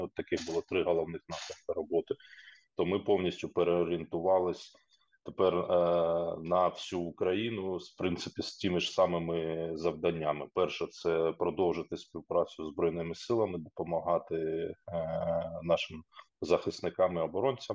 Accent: Popasna, Luhansk Oblast, Ukraine; moved away as an adult; Попасна, моє рідне місто, і там, де я фактично розпочинав Е, свій трудовий шлях і де я народився, жив

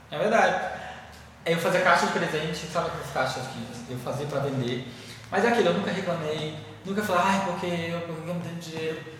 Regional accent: Maranhão, Brazil; born there; eu sou maranhense de nascença, mas minha família mora em Rondônia, já tem muitos anos.

